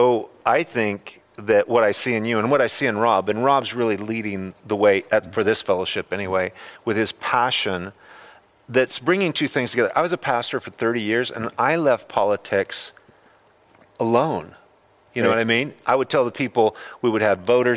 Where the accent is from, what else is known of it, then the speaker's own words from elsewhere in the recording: Idaho, United States; now in California, United States; I'm from Idaho